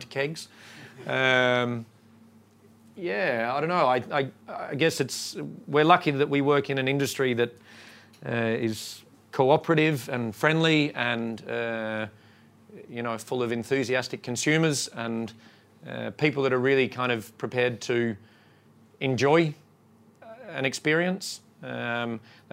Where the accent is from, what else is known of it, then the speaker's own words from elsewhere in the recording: Australia; now in Sweden; I'm from Australia